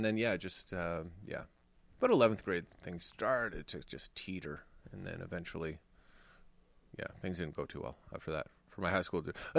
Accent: Canada; I was born in Canada. Not Istanbul.

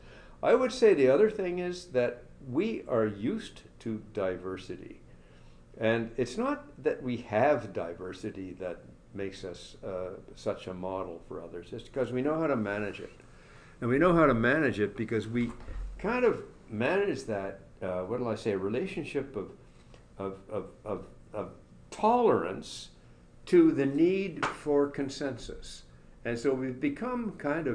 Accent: Montreal, Quebec, Canada; I'm from Montreal, born in Montreal.

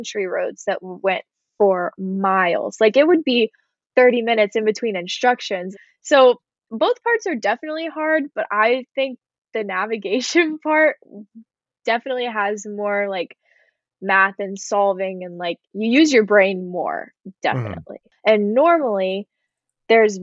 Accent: Texas, United States; I was a driver from Texas

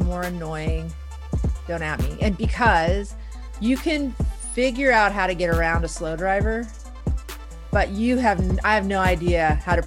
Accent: Houston, Texas, United States; English is a second language; moved away as an adult; also born or lived in Iran; now in Seattle, United States; I grew up in Houston

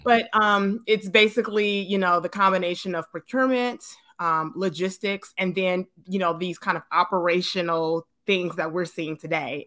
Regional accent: Detroit, Michigan, United States; moved away as an adult; also born or lived in California; now in Atlanta, United States; I was born and raised in Detroit

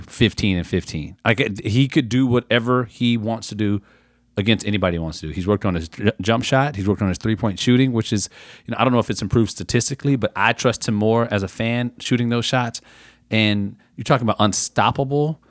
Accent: San Antonio, Texas, United States; I grew up in San Antonio

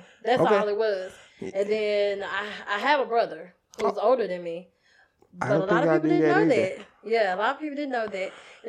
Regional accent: Pleasant Grove, United States; I'm from Pleasant Grove.

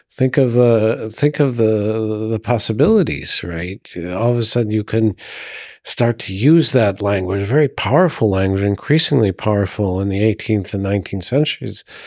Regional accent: United States; moved away as an adult; now in Burgundy, France; being an American in France

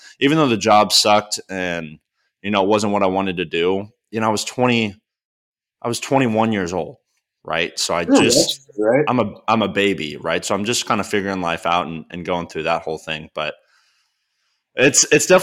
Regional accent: Texas, United States; moved away as an adult; also born or lived in Arkansas; now in Nashville, United States; I was back home from Texas

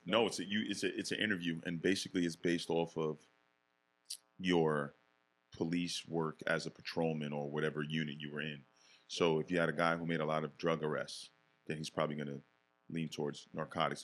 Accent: Yonkers, New York, United States; born or raised there; also born or lived in Bronx, New York

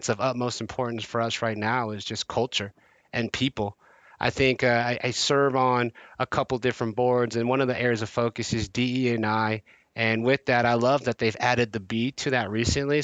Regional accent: Bay Area, California, United States; I'm born and raised in the Bay Area

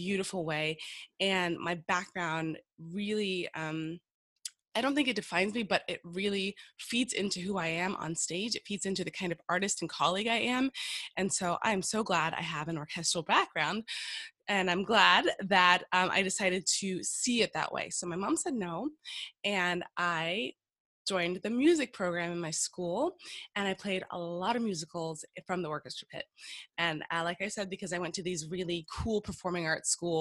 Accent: Miami, Florida, United States; moved away; I'm from Miami, Florida, American girl

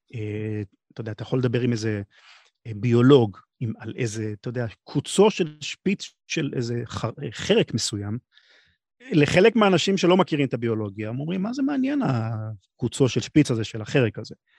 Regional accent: Israel; אני מישראל, אבל הרבה מכל העולם

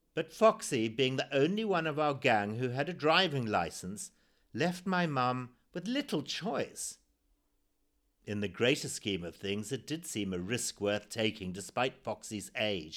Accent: Zimbabwe; born or raised there

